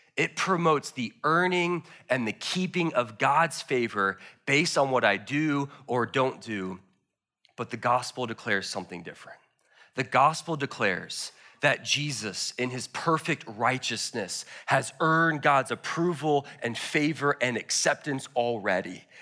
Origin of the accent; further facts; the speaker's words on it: United States; I love being an American